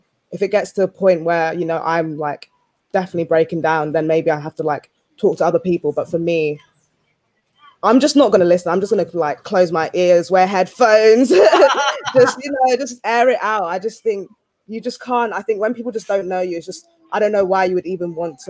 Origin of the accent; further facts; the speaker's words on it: Nigeria; my parents raised me to like be proud of who I am, be proud of being Nigerian, be proud of being a Black woman.